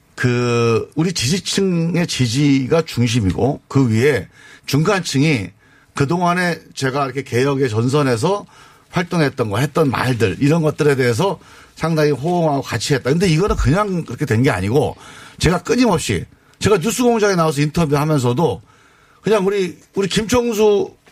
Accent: Chungcheong, South Korea; 제가 이제 충청도 출신인데

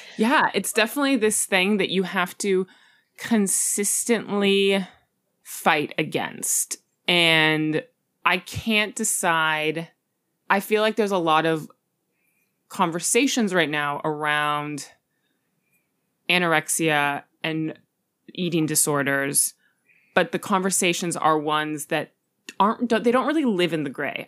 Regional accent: Los Angeles, California, United States; my childhood in Hollywood

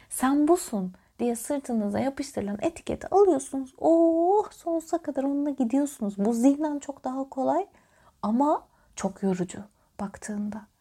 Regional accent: Sivas Province, Turkey; Mesela ben çok karşılaşırım. Sivaslıyım ben. İstanbul'un bilmem ne kadarı Sivaslıdır.

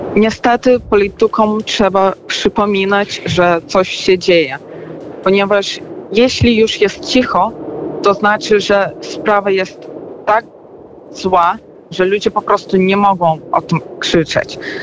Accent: Belarus; urodziłam się, dorastałam i w sumie już jestem no, dorosłą kobietą

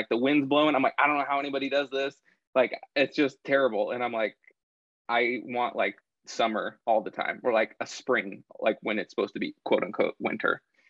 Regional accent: Eugene, Oregon, United States; moved away as an adult; now in Texas, United States; I'm from Oregon, actually. Transplant.

